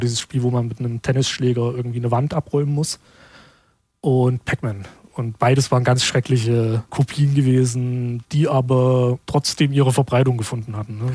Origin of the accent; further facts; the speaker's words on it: Schwarzenberg, Saxony, Germany; Die Gegend, wo ich herkomme, kurz nach dem Krieg war das sogenanntes Wismut-Gebiet